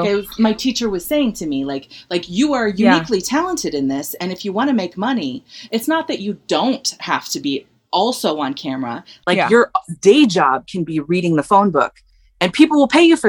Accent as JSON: {"language": "English", "town": "Redlands", "region": "California", "country": "United States", "tie": "born or raised there", "said": "I'm from California. I'm from I grew up in Redlands, like 60 miles east"}